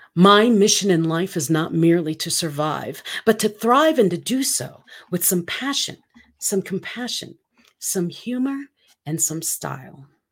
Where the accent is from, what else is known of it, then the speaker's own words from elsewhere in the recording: Philippines; moved away; I'm from the Philippines, for those of you who do not know that. I am half Filipina